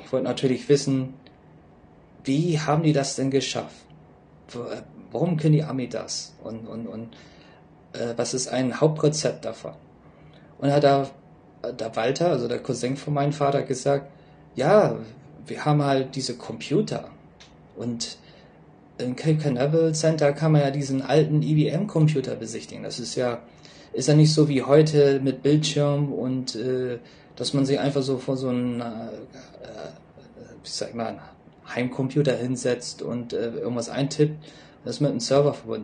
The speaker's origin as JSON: {"language": "German", "region": "Bremen", "country": "Germany", "tie": "born or raised there", "also_born_or_lived": "Seoul, South Korea", "moved": "yes", "said": "Ich bin Jahrgang 1980 in Bremen geboren"}